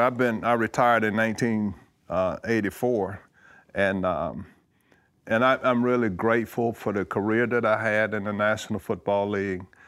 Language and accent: English; Georgia, United States; moved away as an adult; growing up in Georgia